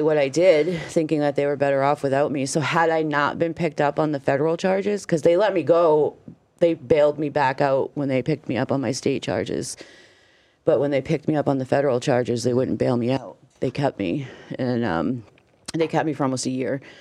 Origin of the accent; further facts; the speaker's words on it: Meredith, New Hampshire, United States; also born or lived in Florida; we're from the Meredith area